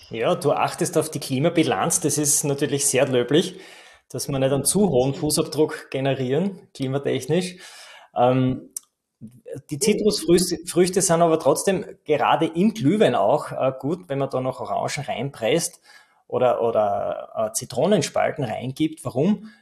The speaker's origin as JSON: {"language": "German", "region": "Styria", "country": "Austria", "said": "bei uns in der Steiermark"}